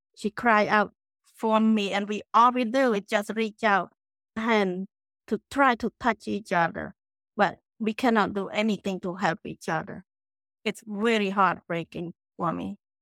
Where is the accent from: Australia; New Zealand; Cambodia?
Cambodia; moved away as an adult; also born or lived in Phnom Penh, Cambodia / Connecticut, United States; now in Clearwater, United States; I grew up in the village, in the small village in Cambodia